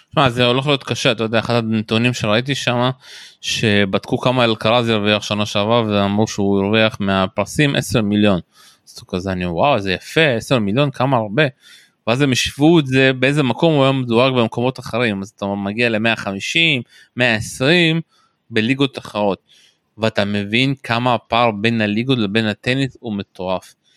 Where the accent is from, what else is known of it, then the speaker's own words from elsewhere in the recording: Israel; אנחנו כישראלים חווים